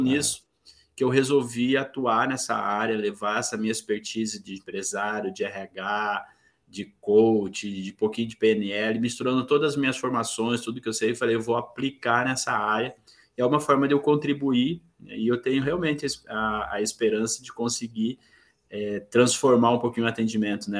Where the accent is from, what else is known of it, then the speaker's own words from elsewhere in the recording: Corumbá, Mato Grosso do Sul, Brazil; now in Campo Grande, Brazil; sou natural de Corumbá, é, é uma cidade do interior do estado de Mato Grosso do Sul, mas hoje eu vivo em Campo Grande, que é a capital do estado.